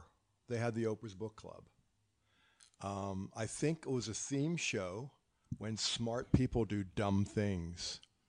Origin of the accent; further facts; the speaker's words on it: the South, United States; But I'm from the South.